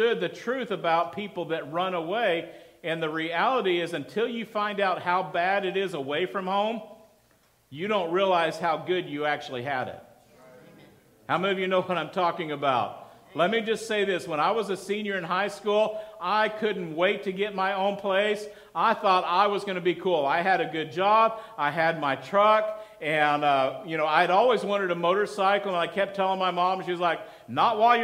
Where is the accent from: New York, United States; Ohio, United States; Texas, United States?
Texas, United States; Midland; moved away as an adult; also born or lived in Denver, Colorado; I grew up in Midland, Texas